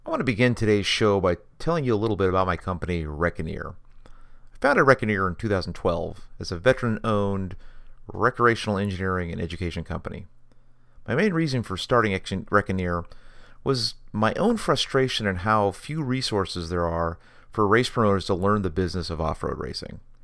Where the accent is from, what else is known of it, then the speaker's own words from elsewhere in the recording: Washington, United States; growing up in Washington State, you can't help but be a kid running around the forest.